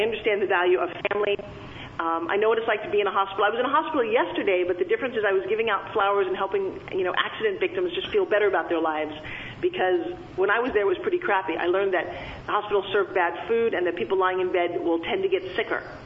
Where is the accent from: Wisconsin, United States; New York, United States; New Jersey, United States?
New York, United States; Long Island; I grew, grew up talking like this because I'm from Long Island, New York